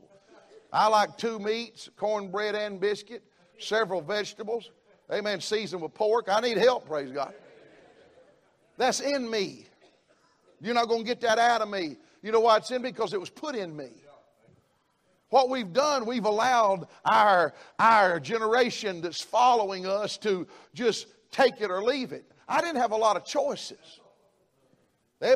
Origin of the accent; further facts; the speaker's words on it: the South, United States; I'm a Southerner